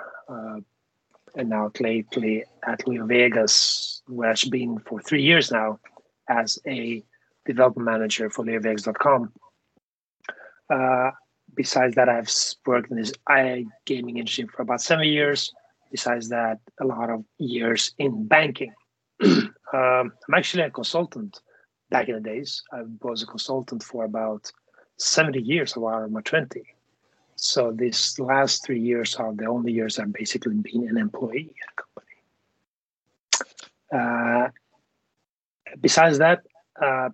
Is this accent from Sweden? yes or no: yes; Sweden; I'm born and raised in Sweden, but I have Greek heritage.